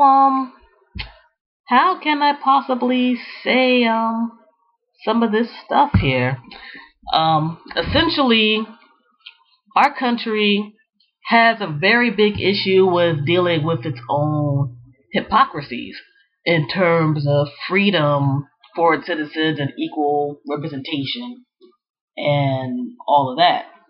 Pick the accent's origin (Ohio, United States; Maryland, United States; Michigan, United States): Maryland, United States; Prince George's County; Growing up in the Prince George's County, Maryland area back in the 80s and 90s